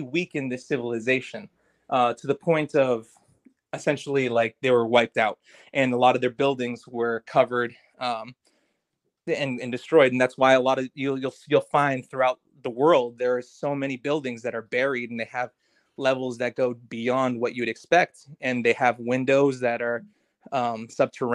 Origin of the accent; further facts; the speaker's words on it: United States; I'm an American myself.